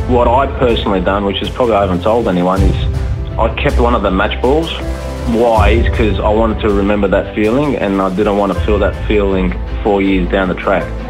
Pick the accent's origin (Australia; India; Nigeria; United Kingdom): Australia; being Australian